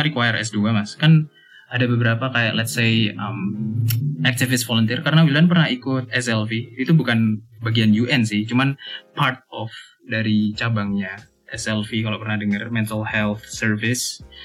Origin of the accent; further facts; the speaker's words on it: Malang, East Java, Indonesia; first language Javanese; Indonesian is a second language; moved away; also born or lived in Australia; Aku asli Malang